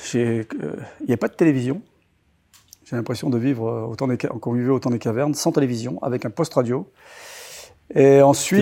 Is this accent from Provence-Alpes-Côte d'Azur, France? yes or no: yes; Toulon, Provence-Alpes-Côte d'Azur, France; Je suis né à Toulon euh, en 1964. Et euh, je vivais dans un petit village à une trentaine de kilomètres de, de Toulon qui s'appelle Pignan